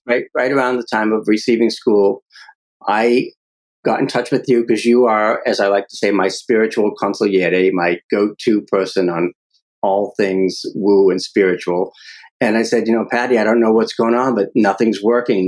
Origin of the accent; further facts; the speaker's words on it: Medford, Massachusetts, United States; growing up in Medford, Mass, the uh, mob capital of New England